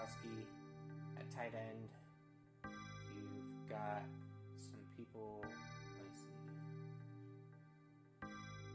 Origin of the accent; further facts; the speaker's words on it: Jacksonville, Florida, United States; I was born in Jacksonville, Florida